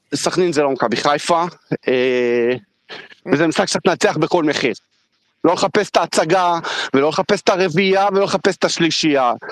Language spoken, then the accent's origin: Hebrew; Israel; אנחנו ישראלים הרבה יותר בוטים